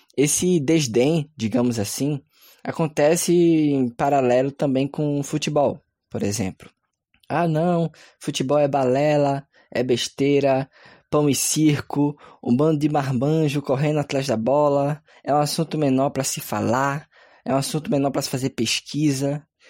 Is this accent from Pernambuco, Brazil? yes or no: yes; Pernambuco, Brazil; eu sou pernambucano